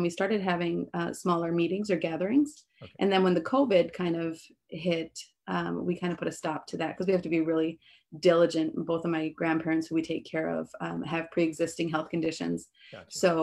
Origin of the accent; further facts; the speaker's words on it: Turtle Mountain Indian Reservation, North Dakota, United States; moved away as an adult; also born or lived in Kansas / Minneapolis, Minnesota; I grew up here on the Indian reservation, graduated high school and even went to the community college.